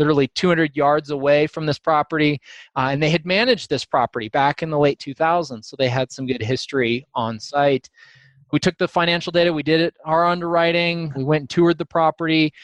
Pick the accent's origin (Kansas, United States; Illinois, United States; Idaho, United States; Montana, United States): Idaho, United States; Boise; now in Denver, United States; I grew up in Idaho, just outside of Boise on a family farm there